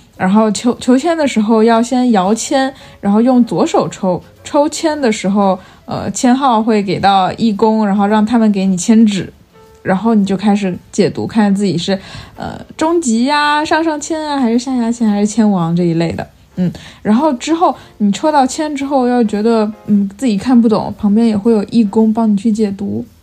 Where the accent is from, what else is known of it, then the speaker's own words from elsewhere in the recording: Fujian, China; now in Beijing, China; 像我们福建那边很多人需要出海